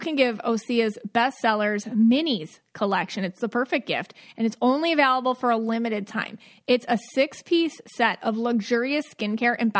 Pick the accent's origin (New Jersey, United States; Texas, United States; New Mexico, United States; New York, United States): New York, United States; Buffalo; now in Florida, United States; growing up in Buffalo